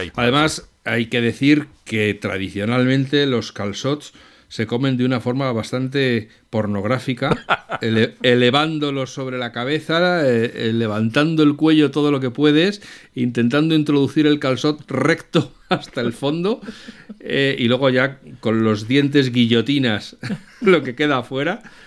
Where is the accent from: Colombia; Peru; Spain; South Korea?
Spain; Madrid, Community of Madrid; yo soy de Madrid